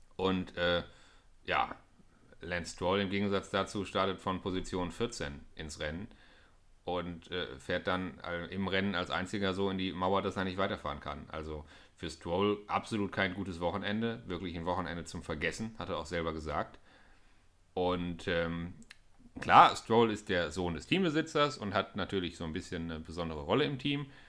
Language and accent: German; Germany; als Deutscher